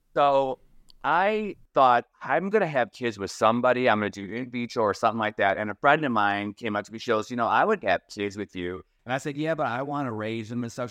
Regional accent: Toledo, Ohio, United States; moved away as an adult; also born or lived in Florida; I grew up in Toledo, Ohio

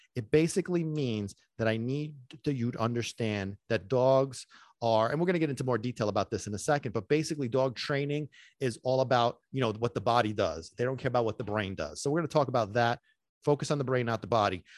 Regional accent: New York City, New York, United States; also born or lived in Sicily; now in New Jersey, United States; I'm a native New Yorker. I was born in Brooklyn

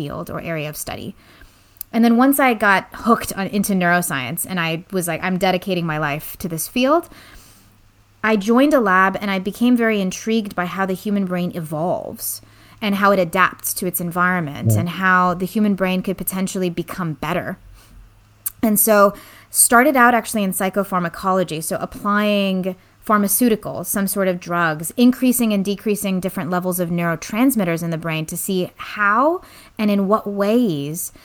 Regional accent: the Bay Area, California, United States; I grew up actually here in the Bay Area, so I'm a local, but to parents who were recent immigrants from Iran post-revolution

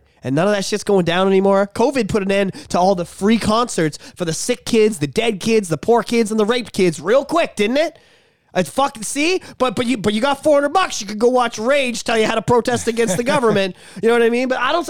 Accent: Compton, California, United States; I grew up in Compton. Like, I'm fucking real.

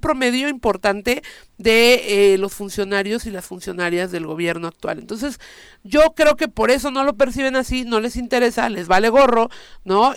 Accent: Morelos, Mexico; yo vengo de Morelos

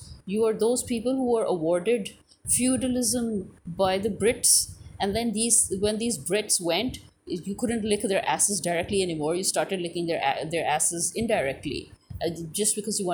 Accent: Pakistan

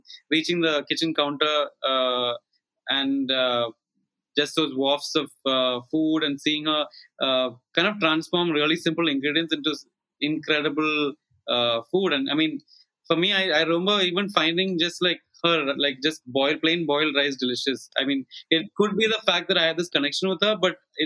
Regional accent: Kochi, Kerala, India; moved away as an adult; now in Mumbai, India; I grew up in Cochin until I was 17, and I've been away from Cochin ever since.

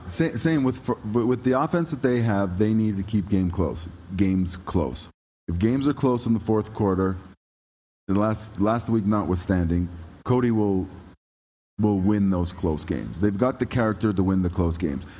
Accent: Toronto, Ontario, Canada; I'm from Toronto

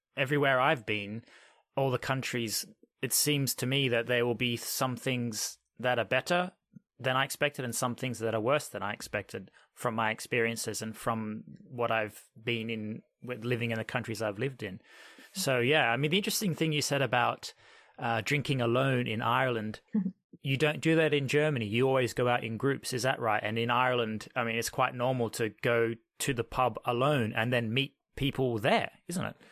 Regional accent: Australia; now in United Kingdom; I'm Australian. I'm originally from Australia, but now I'm an expat, if you want to call it that, and I'm living in the U K.

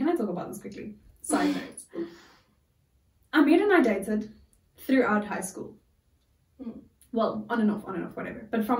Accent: Pretoria, Gauteng, South Africa; I grew up in Pretoria.

